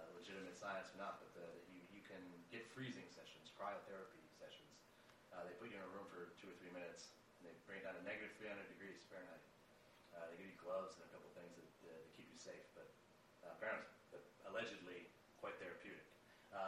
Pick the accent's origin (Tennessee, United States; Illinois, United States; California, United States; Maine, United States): Maine, United States; now in Washington, D.C., United States; I grew up in Maine